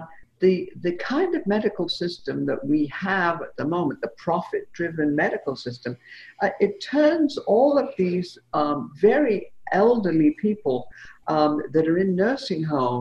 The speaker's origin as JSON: {"language": "English", "region": "England", "country": "United Kingdom", "tie": "born or raised there", "said": "when I was a kid growing up in England"}